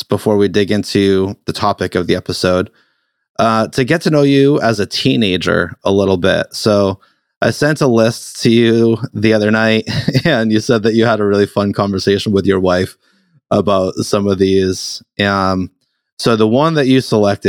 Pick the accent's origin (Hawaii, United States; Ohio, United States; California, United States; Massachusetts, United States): Massachusetts, United States; I'm from Massachusetts